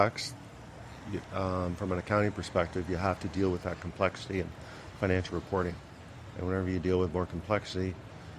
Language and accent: English; London, Ontario, Canada; worked at Labatt's in London, Ontario. That's my hometown